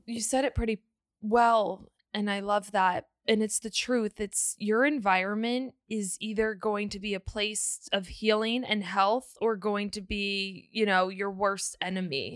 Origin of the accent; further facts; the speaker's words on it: Northern Virginia, United States; moved away as an adult; now in Texas, United States; We moved from Virginia to Texas